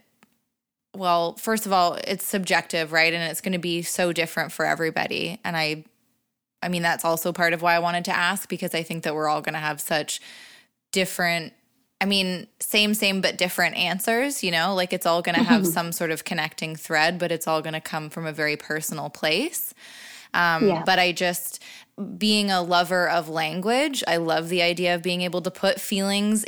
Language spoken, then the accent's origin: English; Canada; we're both Canadian